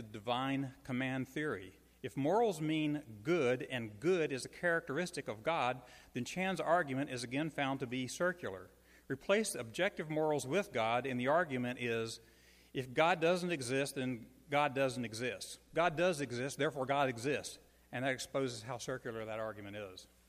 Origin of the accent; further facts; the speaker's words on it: Shreveport, Louisiana, United States; I'm a native of Shreveport